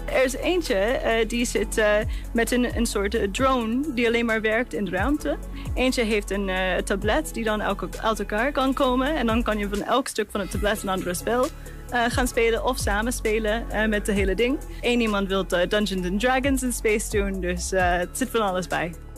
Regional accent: Houston, Texas, United States; Dutch is a second language; moved away as an adult; now in Netherlands; ik ben Amerikaans, zoals je misschien hoort. Ik, eh, ik kom ook uit Houston

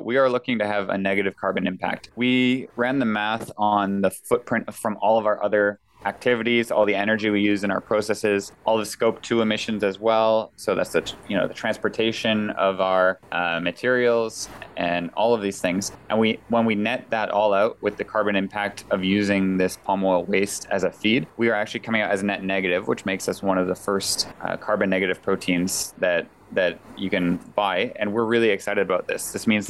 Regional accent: Canada; also born or lived in United States; So personally, my background, I'm Canadian and American, and I'm an industrial engineer.

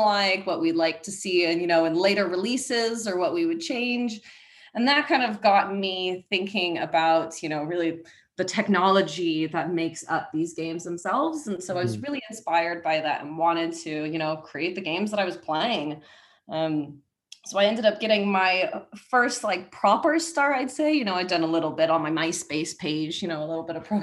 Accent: Seattle, Washington, United States; moved away as an adult; now in London, United Kingdom; my home in Seattle

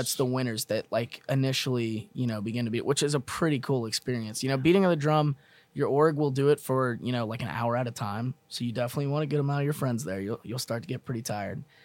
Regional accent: Mesquite, Texas, United States; I'm from Mesquite, Texas

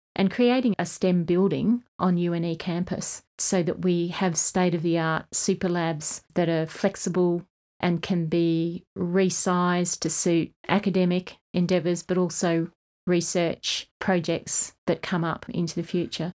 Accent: Kununurra, Western Australia, Australia; also born or lived in Asia; now in Armidale, Australia; I was born in the East Kimberley, Kununurra, and then went to boarding school

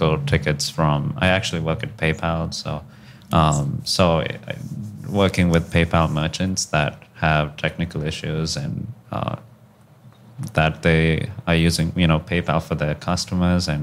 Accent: Hyderabad, Telangana, India; also born or lived in Tucson, Arizona; now in United States; I am originally from Hyderabad, India.

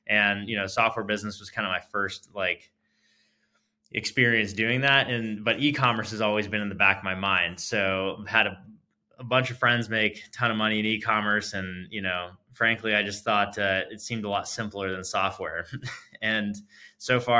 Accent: California, United States; moved away as an adult; now in Arizona, United States; California native, spent my whole life growing up there. So I grew up in Silicon Valley as well as Southern California.

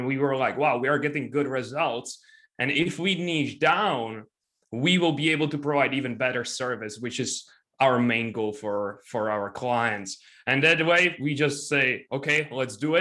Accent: Czechia; I'm from Czech Republic

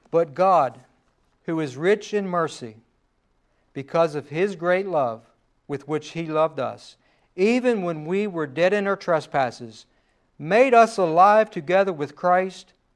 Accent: United States; We are an American

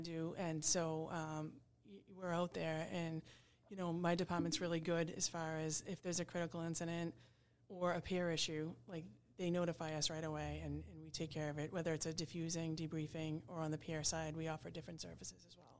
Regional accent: Braintree, Massachusetts, United States; I grew up in Braintree.

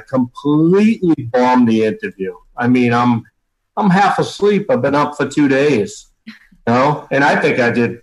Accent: Boston, Massachusetts, United States; I'm from Boston

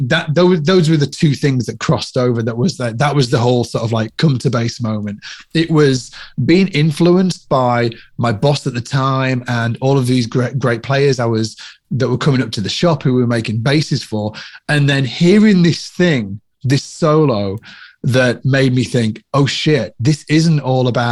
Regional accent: Cumbria, North West England, United Kingdom; I come from Cumbria, which is the Lake District in the UK

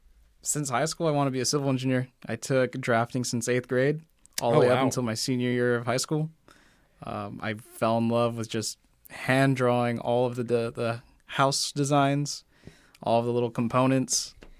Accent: Newport, Oregon, United States; Newport, Oregon.

